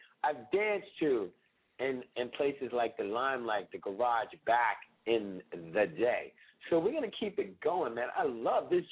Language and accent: English; New York City, New York, United States; as a New Yorker